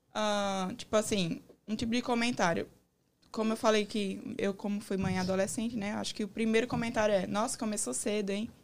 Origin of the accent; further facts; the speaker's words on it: João Pessoa, Paraíba, Brazil; moved away as an adult; now in United States; Eu sou da Paraíba, João Pessoa.